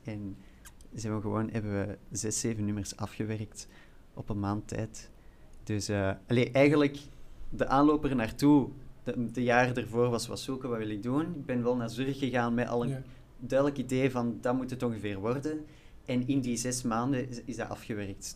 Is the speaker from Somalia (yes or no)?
no; Flanders, Belgium; moved away as an adult; now in Brussels, Belgium; ik ben wel van Vlaanderen